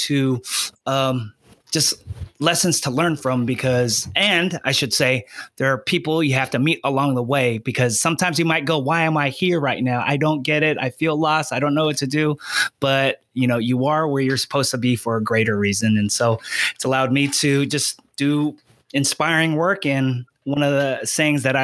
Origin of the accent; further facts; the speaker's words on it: Union City, California, United States; I'm from the Bay Area. I'm just a little Filipino kid that came from Union City, California